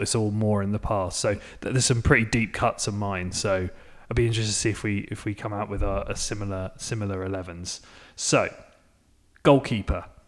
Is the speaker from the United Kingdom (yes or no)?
yes; England, United Kingdom; now in United States; living in America as an Englishman